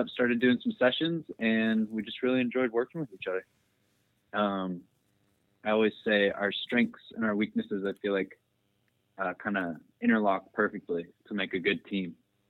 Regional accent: Seattle, Washington, United States; now in Meridian, United States; I'm originally from Seattle, but I moved out to the Boise area

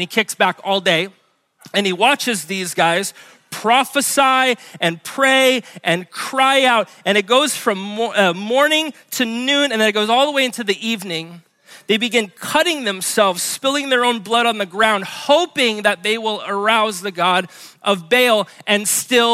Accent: Honolulu, Hawaii, United States; now in Kapolei, United States; I grew up in Hawaii Kai

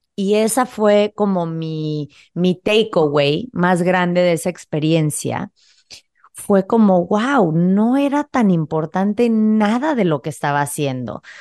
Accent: Playa del Carmen, Quintana Roo, Mexico; moved away as an adult; also born or lived in Mexico City; yo crecí en Playa del Carmen, que en ese entonces era un pueblo bastante pequeño

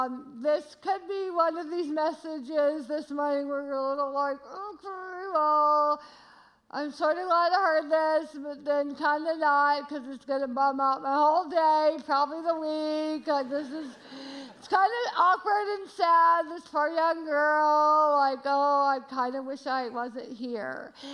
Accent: Georgia, United States; I say y'all a lot. I'm from Georgia, but we are loving Chicago.

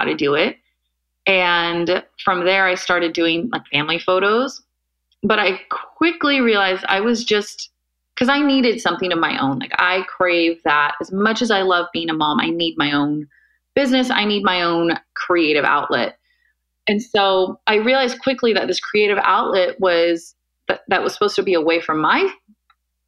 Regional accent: Bay Area, Northern California, United States; also born or lived in Irvine, California / San Francisco; My family moved up to Northern California, right here in the Bay Area, which is where I grew up for the most part

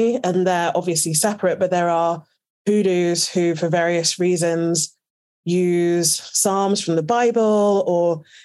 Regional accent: United Kingdom; I'm British and I'm born and raised with my mum in the UK and my mum is Jamaican.

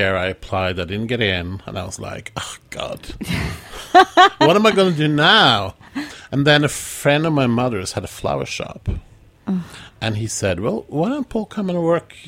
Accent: Oslo, Norway; moved away as an adult; now in New York, United States; I grew up in Oslo, Norway

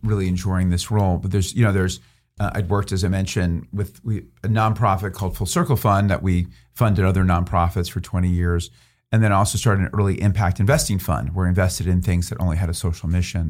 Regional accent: Philadelphia, Pennsylvania, United States; moved away as an adult; also born or lived in New York / Western Massachusetts / Stanford, California; now in California, United States; born in New York, but really Philadelphia is where I grew up, suburban Philadelphia.

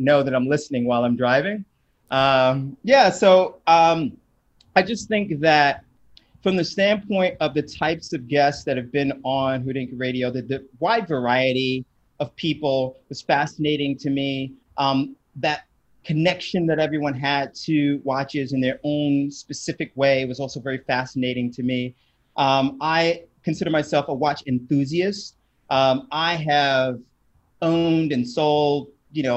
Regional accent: New York City, New York, United States; also born or lived in Japan; I'm a New Yorker, born and raised in Brooklyn

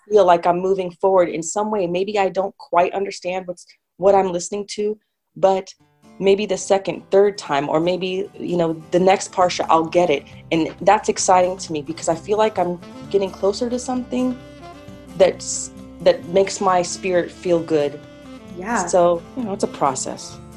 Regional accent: Sacramento, California, United States; when I was growing up in the Jewish community where I grew up in Sacramento

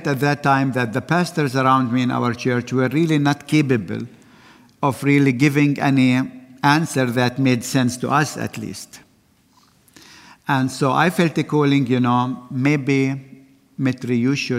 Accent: Bethlehem, West Bank, Palestine; I was born in Bethlehem

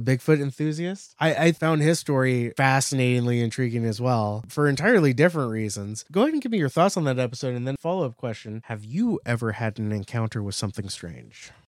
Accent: near San Francisco, California, United States; also born or lived in Napa Valley; We grew up near San Francisco.

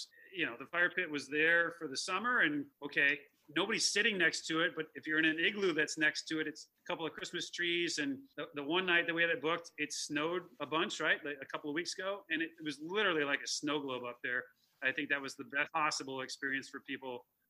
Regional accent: Chicago, Illinois, United States; how do I shake the kind of perception that I'm this guy from Chicago that you know, moved up here to start this thing. I'm not the guy from Chicago. I'm the guy that lives here.

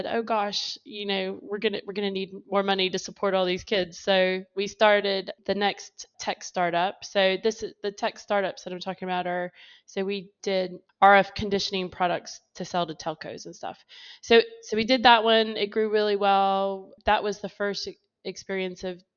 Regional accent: United States; moved away as an adult; now in England; I grew up in America

